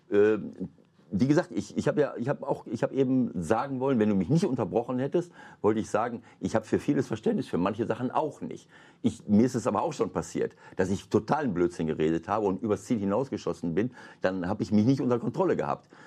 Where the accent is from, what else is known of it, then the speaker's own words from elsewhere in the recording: Bielefeld, North Rhine-Westphalia, Germany; in Bielefeld in Ostwestfalen, das ist meine Heimat.